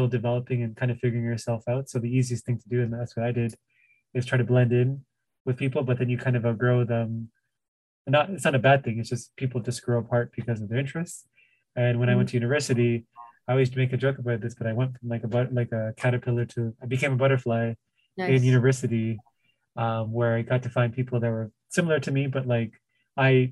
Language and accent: English; Toronto, Ontario, Canada; I grew up obviously in the Tamil area